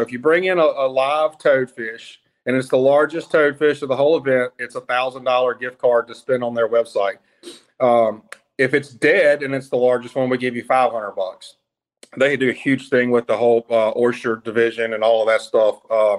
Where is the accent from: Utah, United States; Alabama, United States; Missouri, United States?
Alabama, United States; It is based out of Alabama. That's my hometown.